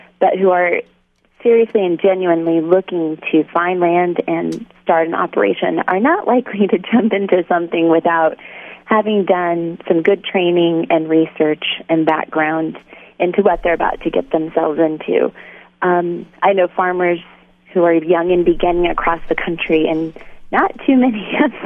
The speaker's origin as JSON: {"language": "English", "region": "Oklahoma", "country": "United States", "also_born_or_lived": "California", "said": "I'm originally from Oklahoma"}